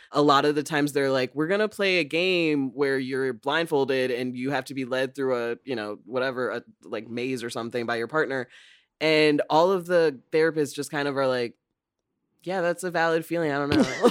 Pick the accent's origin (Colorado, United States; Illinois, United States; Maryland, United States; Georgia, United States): Illinois, United States; moved away as an adult; also born or lived in East Coast; I grew up in Illinois and went to school on the East Coast